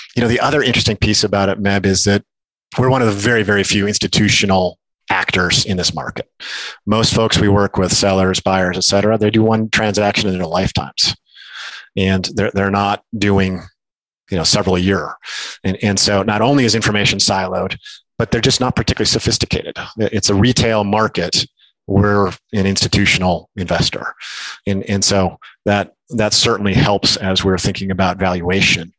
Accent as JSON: {"language": "English", "region": "Minnesota", "country": "United States", "tie": "born or raised there", "also_born_or_lived": "Cody, Wyoming", "said": "I grew up in Minnesota, but my family bought a place in Cody, Wyoming, uh, when I was a middle school or something like that. So that became really my my home as I grew up"}